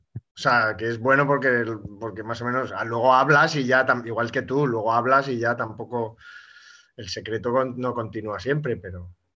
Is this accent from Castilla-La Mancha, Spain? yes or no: no; Olite, Navarre, Spain; puedo decir que es mi pueblo, que es Olite